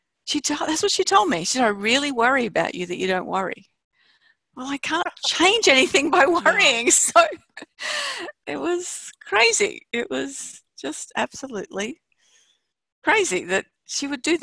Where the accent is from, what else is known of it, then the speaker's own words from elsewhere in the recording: Australia; we're from Australia